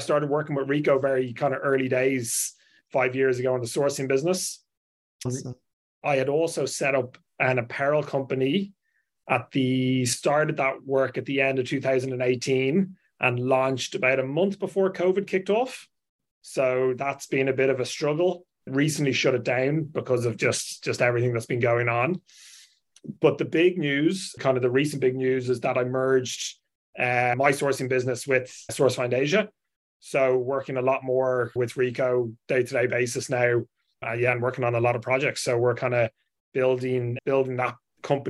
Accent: Ireland; moved away as an adult; now in Hong Kong; I'm from Ireland, if you haven't guessed by the accent.

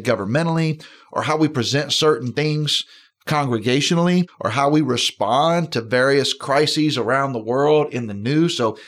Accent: United States; I'm an American. I was right. in the Army. My kids are in the Army.

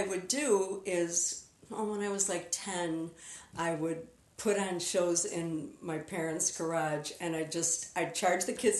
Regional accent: Worth, Illinois, United States; also born or lived in Chicago, Illinois; I grew up in Worth, Illinois.

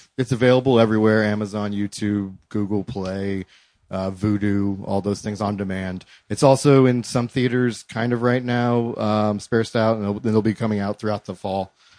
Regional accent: Columbus, Ohio, United States; moved away as an adult; also born or lived in New York; We're both from Columbus.

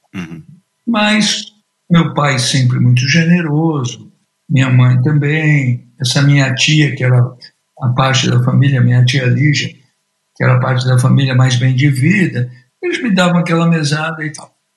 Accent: São Paulo, Brazil; moved away as an adult; now in London, United Kingdom; eu nasci na cidade de São Paulo, no alto da Lapa, que chamava City Lapa

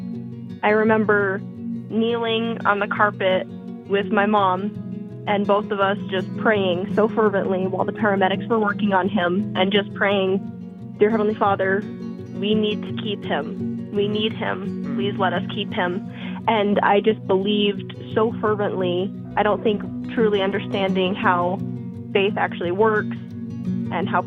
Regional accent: Moapa Valley, Nevada, United States; moved away as an adult; now in Provo, United States; I grew up outside of Vegas in a small town called Moapa Valley

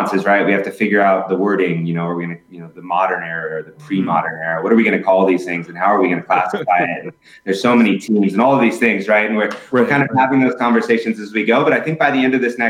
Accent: Southern California, United States; now in Tampa, United States; I'm originally from Southern California

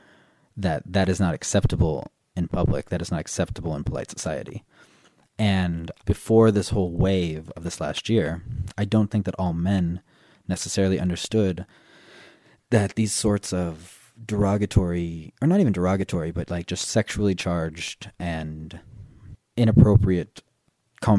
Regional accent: Southern California, United States; moved away as an adult; also born or lived in Korea / France; now in Ireland; I grew up in Southern California

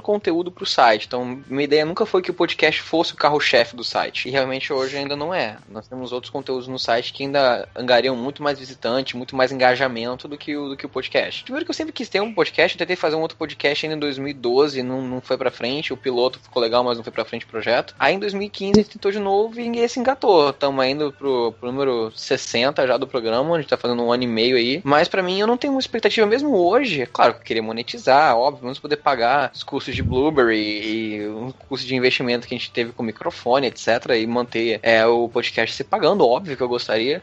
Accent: Rio de Janeiro, Brazil; como eu sou carioca

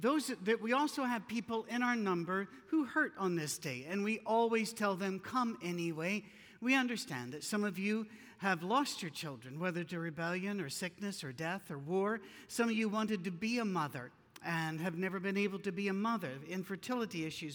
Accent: Scotland, United Kingdom; Being Scottish, we don't tan, we stroke

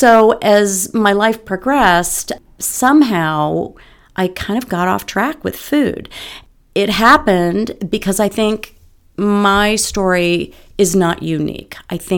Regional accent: Bronxville, New York, United States; My mom had a shop in the town I grew up in Bronxville, New York.

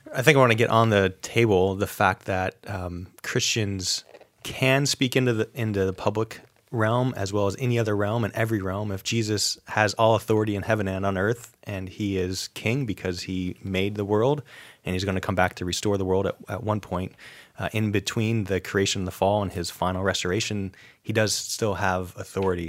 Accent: upstate New York, United States; I grew up in New, upstate New York, actually I didn't grow up very far from an Amish community

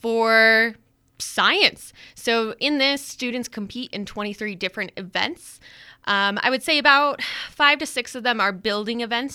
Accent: Denver, Colorado, United States; moved away as an adult; now in Riverton, United States; I am originally from Denver, Colorado, and luckily I found my way up to Wyoming pretty quickly after high school

